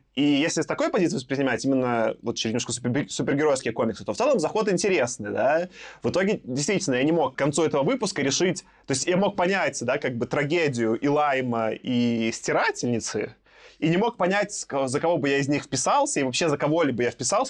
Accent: Belarus; как белорус

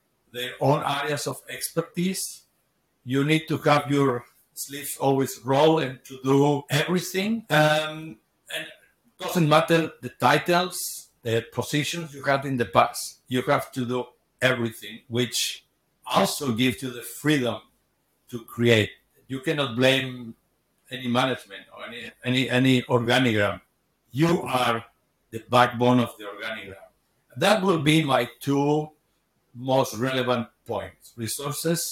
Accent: Barcelona, Catalonia, Spain; moved away as an adult; also born or lived in Switzerland; I was born in Barcelona.

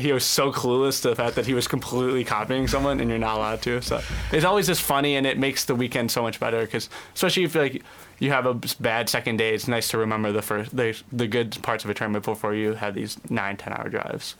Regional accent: Cleveland, Ohio, United States; moved away as an adult; I'm originally from Cleveland

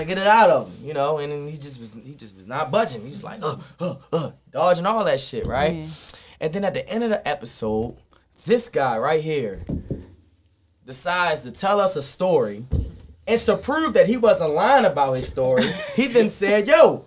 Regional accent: Baltimore, Maryland, United States; we get offended when people say D.C. is the same thing as Baltimore

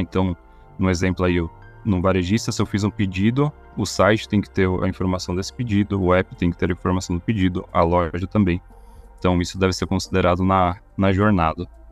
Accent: São Paulo, Brazil; como paulista

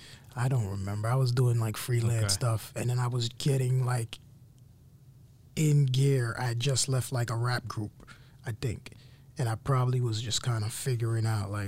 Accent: New York City, New York, United States; I am from East Flatbush, Brooklyn, New York.

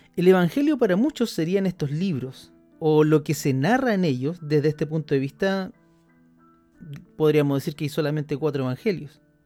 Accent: Chile; aquí en Chile, donde, de donde yo soy

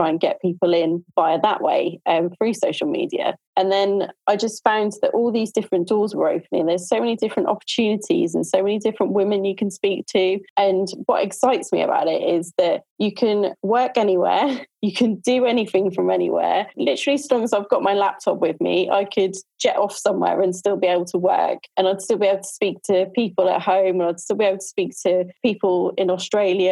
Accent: Norfolk, East of England, United Kingdom; I am from Norfolk in the UK.

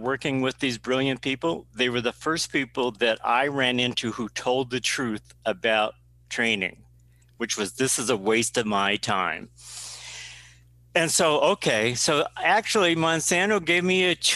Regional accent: South Dakota, United States; born and raised in South Dakota

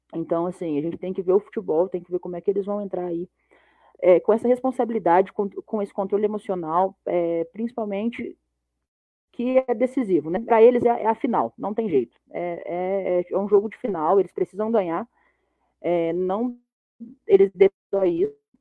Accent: Brazil; Eu, como brasileira

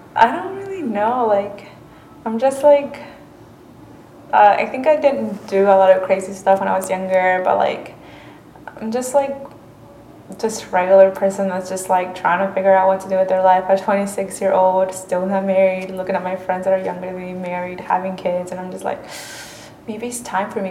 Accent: North Carolina, United States; first language Spanish; English is a second language; also born or lived in Mexico; we're all from North Carolina

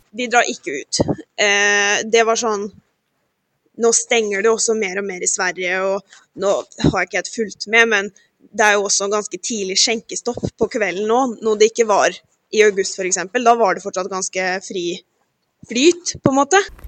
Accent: Halden, Viken, Norway; moved away as an adult; now in Gothenburg, Sweden; jeg er jo fra Halden

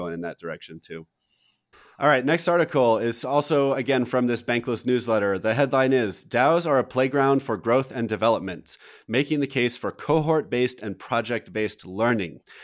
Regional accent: United States; as an American citizen and generally a patriot

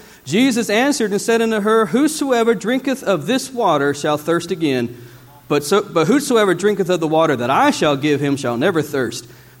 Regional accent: Theodore, Alabama, United States; Growing up in South Alabama, I grew up in a city called Theodore, and I lived in a community called Hollinger's Island.

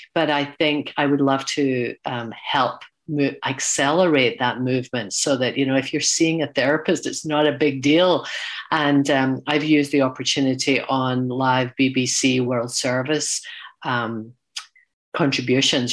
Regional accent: Glasgow, Scotland, United Kingdom; moved away; my hometown of Glasgow.

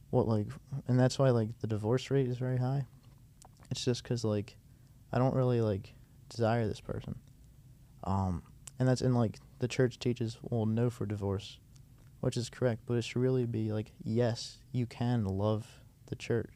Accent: United States; I was from America

